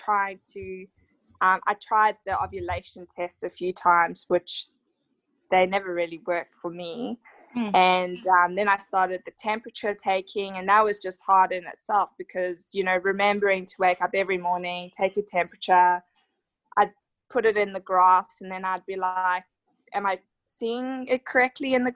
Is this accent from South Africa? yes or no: yes; South Africa; now in Australia; So I'm actually from South Africa, living here in Australia